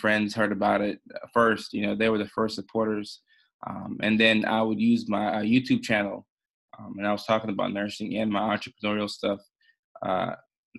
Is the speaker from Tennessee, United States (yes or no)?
yes; Nashville, Tennessee, United States; born or raised there; also born or lived in Ghana / Norway